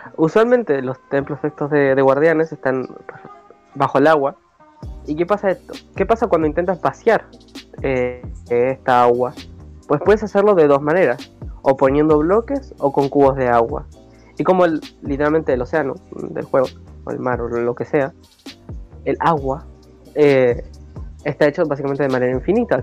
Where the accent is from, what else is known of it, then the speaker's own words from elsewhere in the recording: Buenos Aires, Argentina; yo soy de Buenos Aires